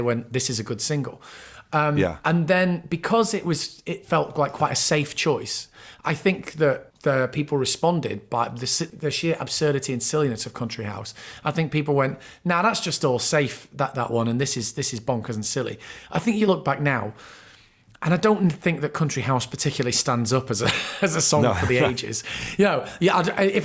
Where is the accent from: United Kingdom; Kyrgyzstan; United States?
United Kingdom; Bury, North West England; I was from Bury, but I'm from sort of, you know, we had all broadly the same accent and like a couple of miles out of Manchester